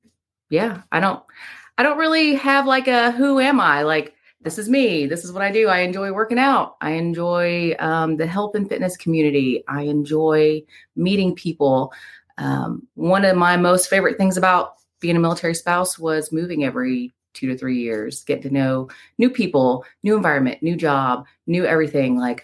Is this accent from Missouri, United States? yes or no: no; Panama City, Florida, United States; moved away as an adult; also born or lived in Birmingham, Alabama; now in Waynesville, United States; I was born in Birmingham, Alabama, raised in Panama City, Florida